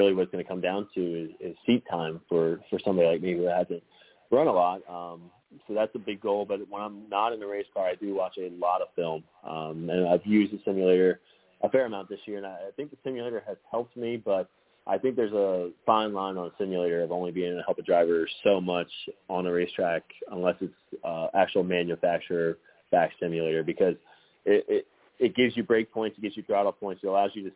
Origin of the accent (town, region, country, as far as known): West Virginia, United States; born or raised there